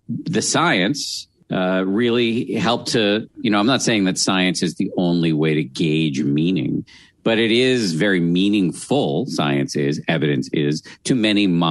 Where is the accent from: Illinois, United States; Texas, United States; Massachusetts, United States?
Massachusetts, United States; I was raised in the People's Republic of Massachusetts